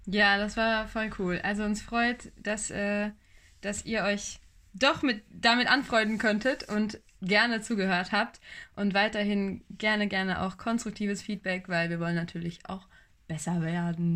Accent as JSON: {"language": "German", "town": "Buxtehude", "region": "Lower Saxony", "country": "Germany", "said": "bei uns in Buxtehude"}